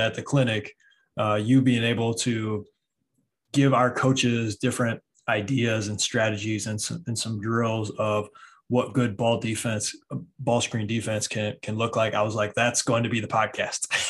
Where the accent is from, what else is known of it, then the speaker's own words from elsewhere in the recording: Michigan, United States; I'm from Michigan